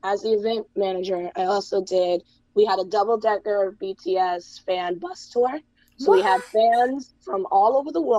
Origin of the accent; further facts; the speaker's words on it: United States; now in United Kingdom; as an American